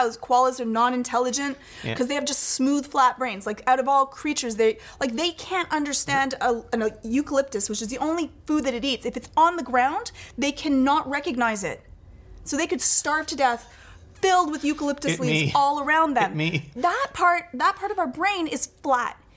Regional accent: Scotland, United Kingdom; I'm Scottish

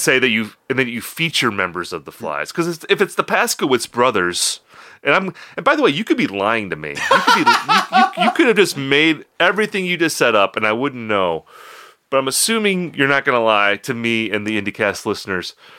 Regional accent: Oshkosh, Wisconsin, United States; moved away; I was working for my hometown paper at that time

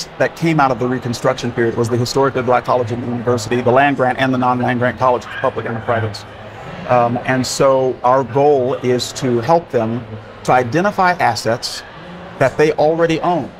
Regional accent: Oregon, United States; my hometown now, the neighborhood I grew up in has been totally regentrified

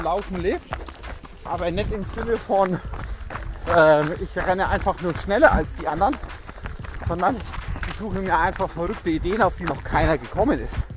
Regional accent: Schwabach, Bavaria, Germany; Also ich wohne in Schwabach

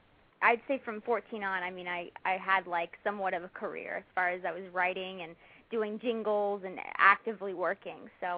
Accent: Dallas, Texas, United States; I went back to my hometown of Dallas, Texas, and had it done there.

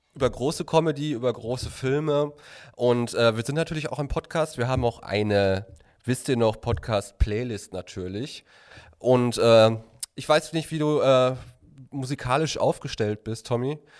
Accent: Recklinghausen, North Rhine-Westphalia, Germany; ich bin ja quasi auch ein Kind der Stadt Recklinghausen, so wie Harpe auch

